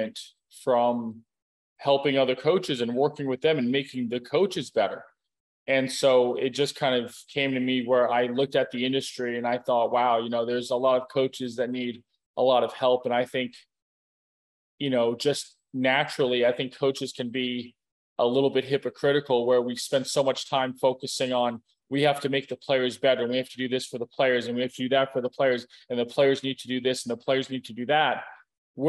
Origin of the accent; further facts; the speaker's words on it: Clearwater, Florida, United States; now in Boca Raton, United States; I grew up on the west coast of Florida. I was born in Clearwater, raised in the Tampa Bay area